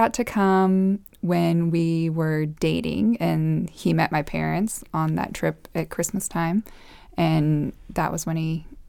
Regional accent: Costa Rica; also born or lived in El Salvador; And so I was born in Costa Rica. And I have two older brothers who were also born there and spent a few years there. Then we moved to El Salvador for my elementary years. Then we moved back to Costa Rica for my middle and high school.

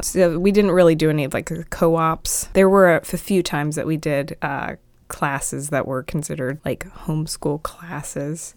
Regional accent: Dinwiddie, Virginia, United States; also born or lived in Petersburg, Virginia; I was born in Petersburg, Virginia, not too far away from here. It's about forty-five minutes south, but I was born there, raised by, uh, my mom and dad in Dinwiddie

